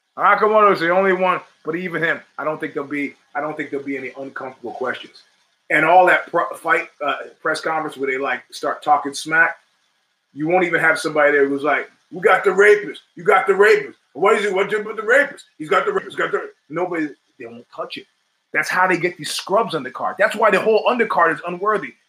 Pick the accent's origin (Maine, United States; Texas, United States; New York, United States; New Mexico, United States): New York, United States; I grew up in New York in the 70s